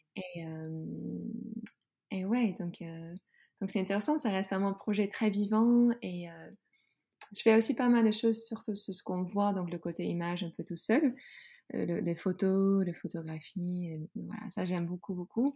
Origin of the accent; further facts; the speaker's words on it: Groningen, Netherlands; French is a second language; moved away as an adult; now in France; j'ai grandi dans une ville tout au nord dans la Hollande qui s'appelle Groningen